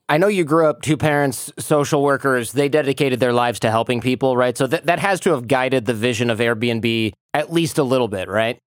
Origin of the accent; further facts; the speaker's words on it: Michigan, United States; the only business owners I knew growing up in Michigan were dentists and guys that owned like a diner.